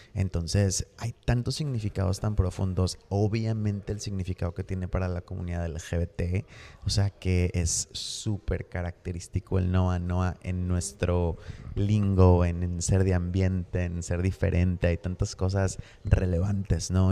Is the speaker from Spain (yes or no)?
no; Mexico; uno como mexicano